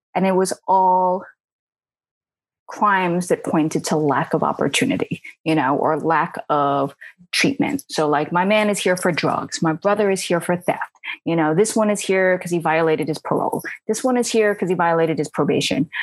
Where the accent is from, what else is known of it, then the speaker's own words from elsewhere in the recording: New York City, New York, United States; I grew up in Queens, one of the five boroughs of New York.